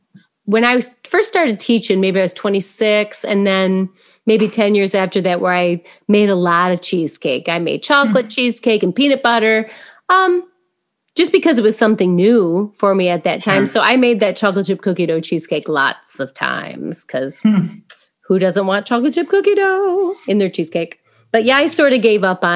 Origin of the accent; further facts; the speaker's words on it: Indiana, United States; I'm from Indiana. We say pop.